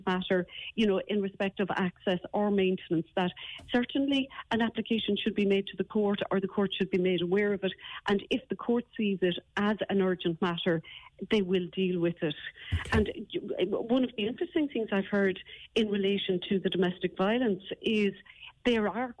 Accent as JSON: {"language": "English", "area": "West Cork", "region": "Munster", "country": "Ireland", "moved": "yes", "lives_now": "Kildare, Ireland", "said": "I practice here in Kildare, even though I'm from West Cork"}